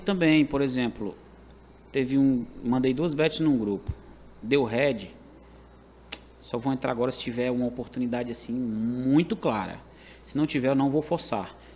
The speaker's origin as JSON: {"language": "Portuguese", "town": "Caucaia", "region": "Ceará", "country": "Brazil", "tie": "born or raised there", "moved": "as an adult", "lives_now": "Fortaleza, Brazil", "said": "Onde eu cresci, né? Tive minha infância, adolescência, na, no saudoso bairro da Jurema"}